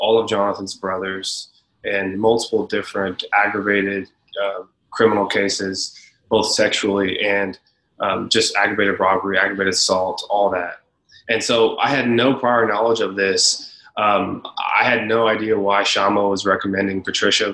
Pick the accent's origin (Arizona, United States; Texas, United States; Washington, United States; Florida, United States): Texas, United States; Leander; we grew up in Leander, Texas, which is north of Austin